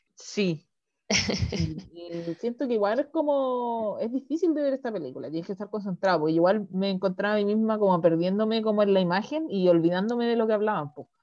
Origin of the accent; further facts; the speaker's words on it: Chiloé, Los Lagos, Chile; mi infancia acá en Chiloé en el campo